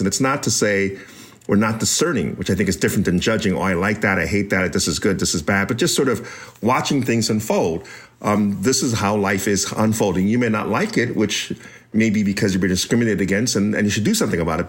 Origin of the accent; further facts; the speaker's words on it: United States; the one I was raised in as an American born Chinese